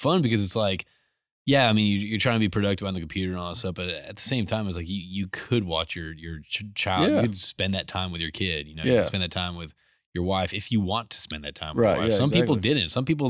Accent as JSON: {"language": "English", "region": "Connecticut", "country": "United States", "tie": "born or raised there", "said": "I grew up in Connecticut."}